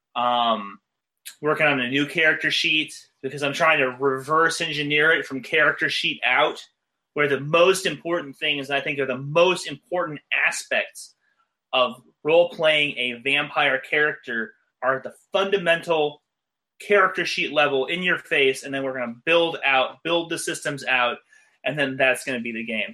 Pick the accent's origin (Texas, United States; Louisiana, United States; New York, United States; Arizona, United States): Arizona, United States; Phoenix; moved away as an adult; also born or lived in Los Angeles, California; I moved to Los Angeles from my hometown, Phoenix, Arizona